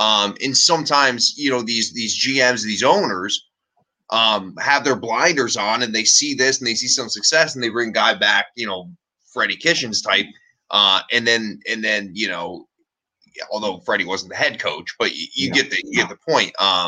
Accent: Detroit, Michigan, United States; now in Cleveland, United States; Nope. I'm actually from Detroit. But okay. I live in Cleveland now.

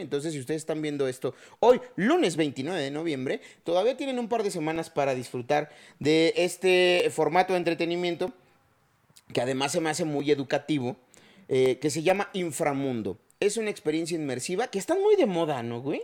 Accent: Chiapas, Mexico; now in Mexico City, Mexico; yo no crecí aquí, yo no, yo soy de Chiapas

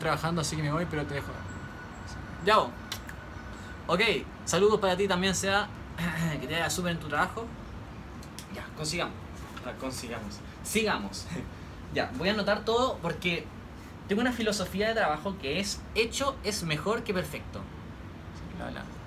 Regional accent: Santiago, Santiago Metropolitan Region, Chile; Soy de Santiago de Chile

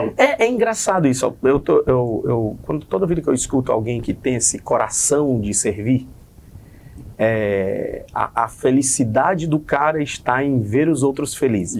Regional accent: Fortaleza, Ceará, Brazil; Eu sou do Conjunto Ceará

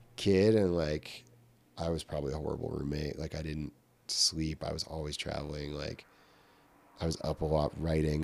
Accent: Glens Falls, New York, United States; I was born in Glens Falls, New York, um, and I am part of, like, a multi-generational family that has lived in the Glens Falls, Queensbury, Lake George area of upstate New York

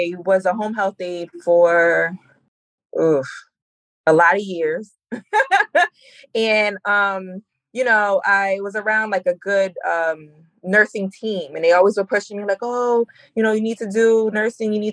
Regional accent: Jersey Shore, New Jersey, United States; I'm from Central Jersey, Jersey Shore

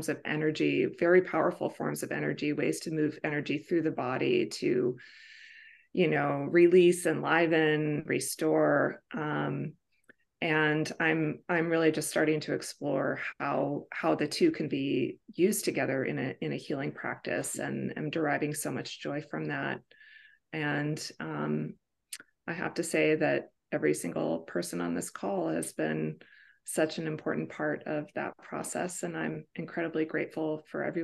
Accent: Bay Area, California, United States; also born or lived in Woodside, California; I'm from the Bay Area, California

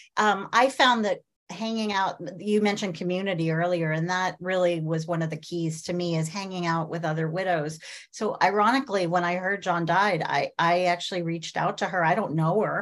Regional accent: Midwest, United States; I grew up in the Midwest.

